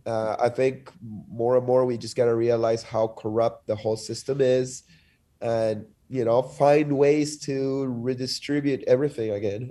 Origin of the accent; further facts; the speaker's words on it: Lima, Peru; also born or lived in Montreal, Canada / Denver, United States; now in United States; I'm from Lima, which is also a, a city pl-, placed on a sandy desert.